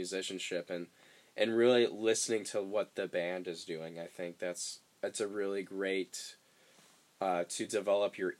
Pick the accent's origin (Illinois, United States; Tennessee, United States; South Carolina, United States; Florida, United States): Illinois, United States; Chicago; now in Nashville, United States; I'm from Chicago, where you know, snow's not a big deal.